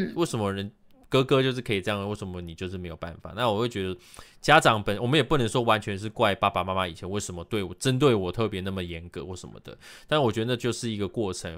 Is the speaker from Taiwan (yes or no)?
yes; Taiwan; 真的是我们台湾人才拥有的 V V I P体验